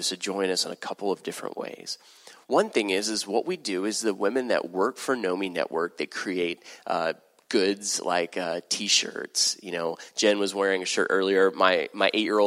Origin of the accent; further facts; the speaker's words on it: Texas, United States; I'm from Texas